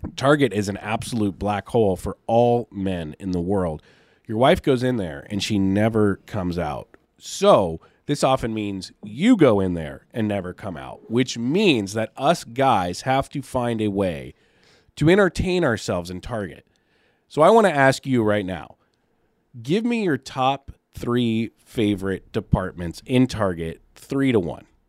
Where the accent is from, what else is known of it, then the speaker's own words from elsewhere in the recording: Seattle, Washington, United States; now in California, United States; I'm from Seattle, and down here in California